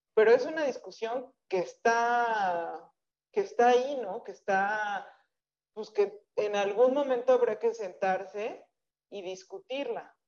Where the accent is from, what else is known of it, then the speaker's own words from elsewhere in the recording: Mexico; siempre decimos soy mexicana